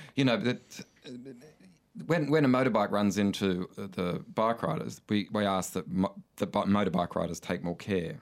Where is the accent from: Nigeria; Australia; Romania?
Australia; Coffs Harbour, New South Wales; I grew up in Coffs Harbour